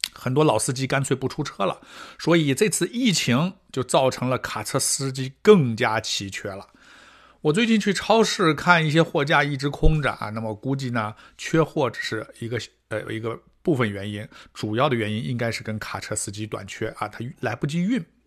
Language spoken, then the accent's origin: Chinese; China; now in Canada; 我们中国人比较，啊，吃力的这些项目